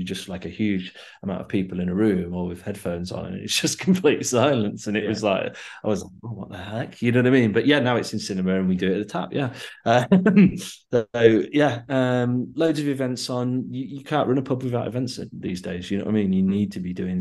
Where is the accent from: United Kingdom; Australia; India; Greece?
United Kingdom; Yorkshire and the Humber; also born or lived in Leeds; I'm from, you know, from Yorkshire